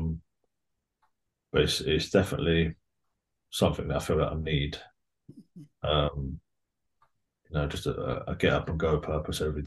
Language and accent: English; Bedford, East of England, United Kingdom; I grew up in Bedford.